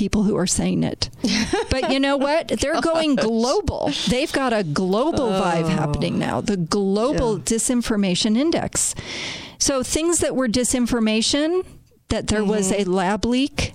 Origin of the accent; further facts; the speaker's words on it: Chicago, Illinois, United States; I was born and raised in Chicago, and my grandparents were immigrants there